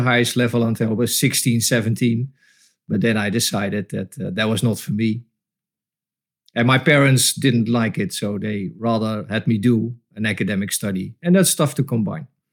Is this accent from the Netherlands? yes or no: yes; Breda, North Brabant, Netherlands; moved away as an adult; also born or lived in Tilburg / Rotterdam; I come from Breda, so that was around the corner